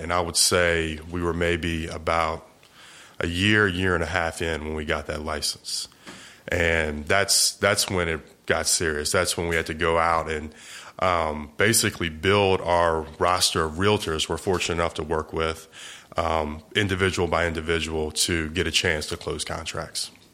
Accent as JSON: {"language": "English", "region": "Eastern Shore of Virginia", "country": "United States", "tie": "born or raised there", "moved": "as an adult", "lives_now": "Jacksonville, United States", "said": "I was, uh, originally born and raised in Virginia, a small little peninsula called the Eastern Shore of Virginia."}